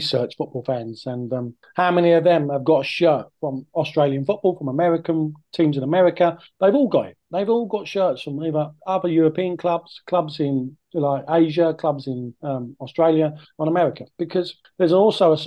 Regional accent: near Gillingham, South East England, United Kingdom; I grew up near Gillingham

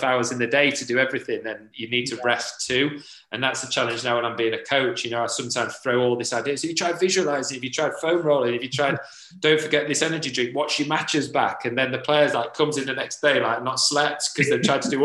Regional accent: Sheffield, Yorkshire and the Humber, United Kingdom; in Sheffield, in my hometown

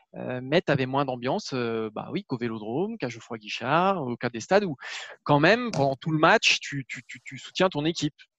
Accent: Bordeaux, Nouvelle-Aquitaine, France; je suis de Bordeaux

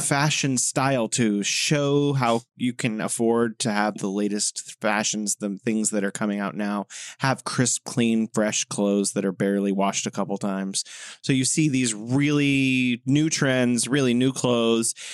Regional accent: United States; moved away; the U S, my home country

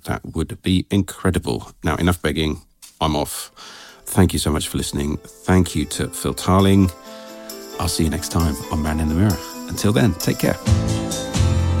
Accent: England, United Kingdom; I'm so English

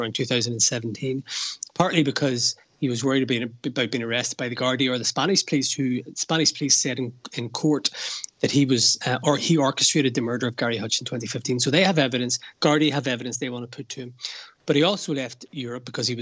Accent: Belfast, Northern Ireland, United Kingdom; now in Dublin, Ireland; I'm from Belfast. I grew up with the troubles, seeing soldiers in the streets.

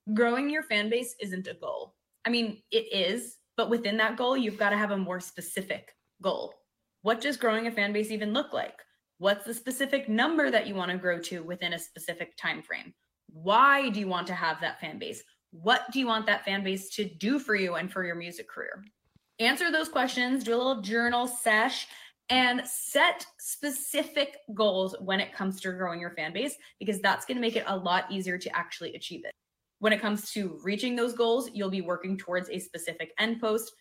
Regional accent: New York, United States; now in Nashville, United States; I'm from New York. I'm from the north

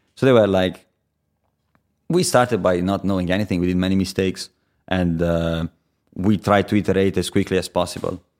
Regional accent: Viareggio, Tuscany, Italy; English is a second language; moved away as an adult; also born or lived in Pisa; now in London, United Kingdom; I was born in Pisa. but I lived, uh, most of my life before I came to London in a city called Viareggio

